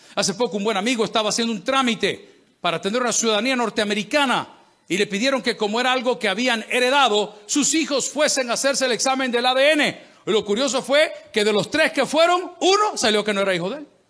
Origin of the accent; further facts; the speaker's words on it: El Salvador; En mi país, El Salvador